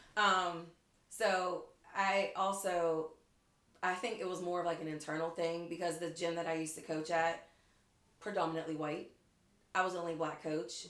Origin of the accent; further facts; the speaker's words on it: McKeesport, Pennsylvania, United States; I am from McKeesport